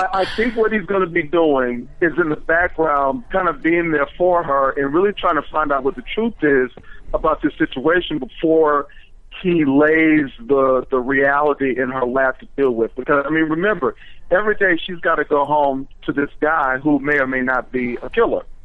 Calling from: Washington, District of Columbia, United States; I'm calling from Washington D.C.

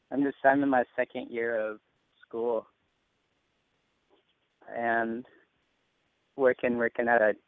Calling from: Rome, Georgia, United States; I'm 20, and I'm calling from Rome, Georgia.

